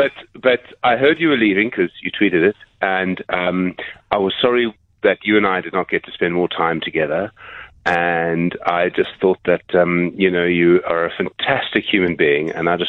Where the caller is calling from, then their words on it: Johannesburg, Gauteng, South Africa; I'm calling from Johannesburg